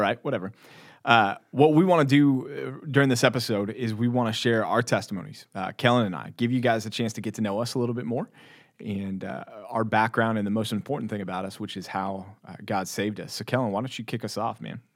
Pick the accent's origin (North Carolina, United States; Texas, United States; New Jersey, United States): Texas, United States; born or raised there